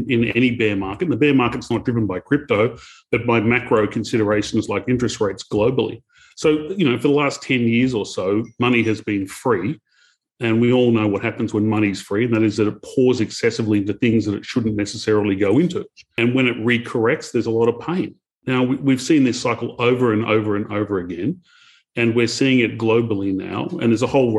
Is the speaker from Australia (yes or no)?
yes; Australia; I'm Australian